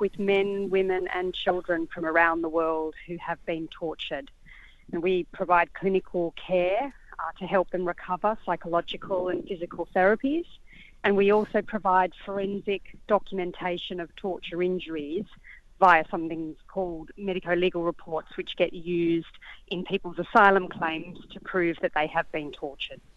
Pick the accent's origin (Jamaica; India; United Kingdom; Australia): Australia; I am an Australian um, by by nationality